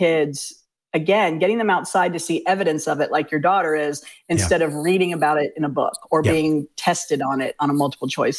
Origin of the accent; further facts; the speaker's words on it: Fairfax County, Virginia, United States; also born or lived in Richmond, Virginia; the folks where we grew up in Fairfax County